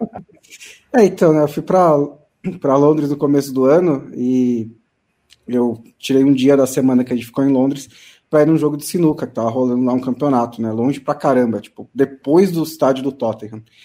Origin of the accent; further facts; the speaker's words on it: Brazil; eu vim do Brasil